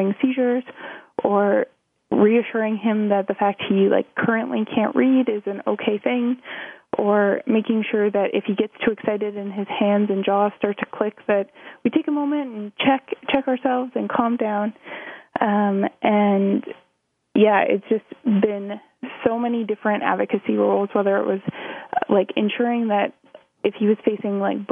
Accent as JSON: {"language": "English", "town": "Thornbury", "region": "Ontario", "country": "Canada", "tie": "born or raised there", "also_born_or_lived": "Ottawa, Canada", "said": "I grew up in Thornbury, Ontario, which is a small town 2.5 hours west of Toronto"}